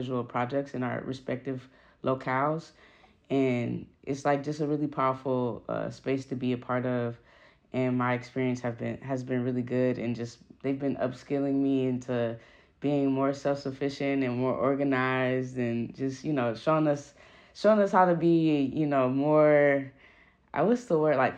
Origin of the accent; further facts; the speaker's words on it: Oakland, California, United States; I'm from Oakland, California.